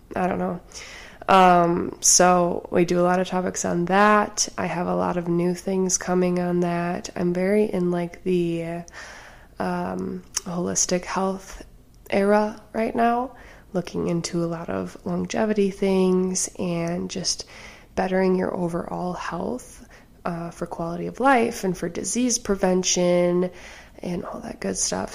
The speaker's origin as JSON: {"language": "English", "region": "Wisconsin", "country": "United States", "said": "I'm from Wisconsin"}